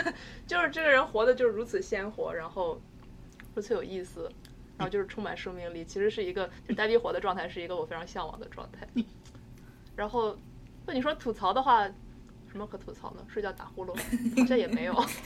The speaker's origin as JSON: {"language": "Chinese", "region": "Shandong", "country": "China", "said": "但是对我们山东人来说，没有一米八就是。"}